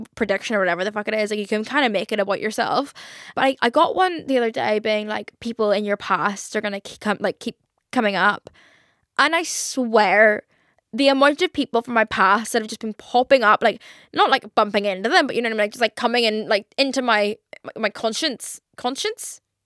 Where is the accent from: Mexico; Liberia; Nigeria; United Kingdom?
United Kingdom; Belfast, Northern Ireland; I grew up in Belfast, I don't think we really have any, like, fancy re-, like, sushi restaurants, like, compared to London